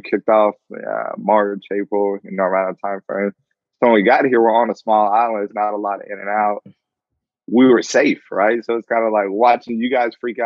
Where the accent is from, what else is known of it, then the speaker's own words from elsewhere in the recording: Georgia, United States; moved away as an adult; now in Guam; I came from Georgia, right? So all my family's down there